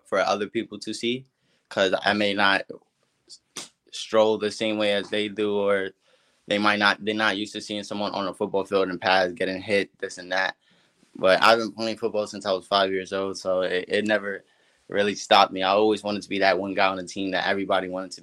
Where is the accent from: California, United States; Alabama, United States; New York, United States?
New York, United States; Uniondale; Uniondale Knights, which is my hometown team in Uniondale, New York.